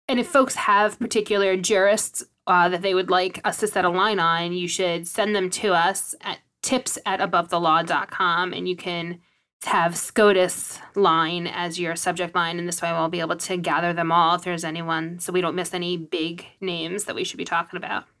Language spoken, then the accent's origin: English; New York City, New York, United States; I grew up in New York City